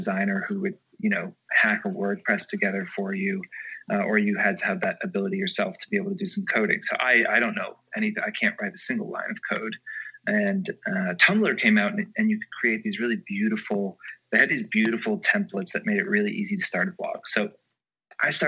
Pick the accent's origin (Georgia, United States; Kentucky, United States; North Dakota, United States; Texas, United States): Georgia, United States; now in New York City, United States; I'm from Georgia